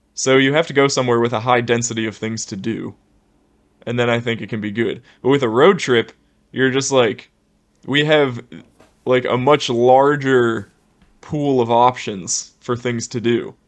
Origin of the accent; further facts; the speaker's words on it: Ohio, United States; moved away; we're from the Midwest, Ohio, terrible winters